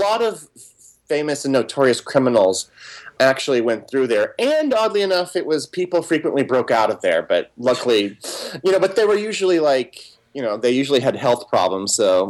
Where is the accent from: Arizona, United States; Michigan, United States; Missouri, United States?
Missouri, United States; Springfield; now in New York City, United States; I wasn't living in New York City yet at that time. I was born originally in Missouri, in specific around the Ozarks, Springfield, Missouri.